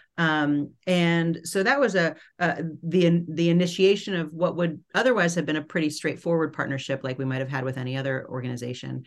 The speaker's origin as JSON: {"language": "English", "town": "New York City", "region": "New York", "country": "United States", "tie": "born or raised there", "said": "I grew up in New York City in Manhattan"}